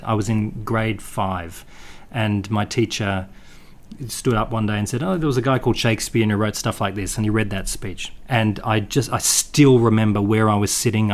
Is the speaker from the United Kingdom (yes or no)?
no; Perth, Western Australia, Australia; I grew up in Perth